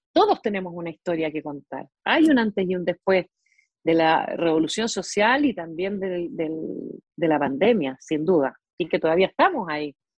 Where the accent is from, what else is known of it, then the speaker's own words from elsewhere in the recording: Mendoza, Argentina; moved away; Yo me crié en Argentina, menos mal, porque allí, allá en Argentina estudié en una escuela pública